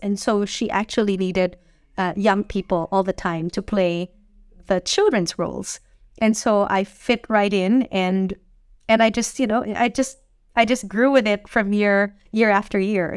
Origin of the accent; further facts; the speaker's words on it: Manila, Metro Manila, Philippines; moved away as an adult; now in Hong Kong; I'm Filipino, and I grew up uh, in Manila, and I've, I lived there for basically all my life until I was twenty-three.